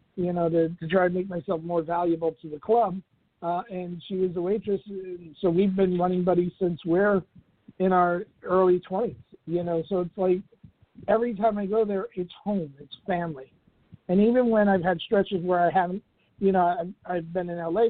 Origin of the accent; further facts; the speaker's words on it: New York, United States; I was from New York